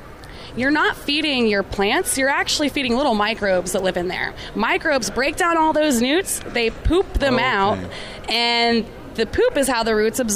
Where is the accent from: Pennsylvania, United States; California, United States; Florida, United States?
Florida, United States; moved away as an adult; now in Oregon, United States; it's really neat to be back in Florida. I'm from Florida